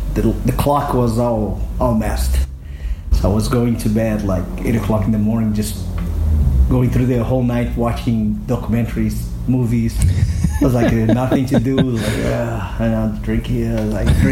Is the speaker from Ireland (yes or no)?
no; Belo Horizonte, Minas Gerais, Brazil; now in São Paulo, Brazil; I came to my hometown, Belo Horizonte, to stay with my mom and my sister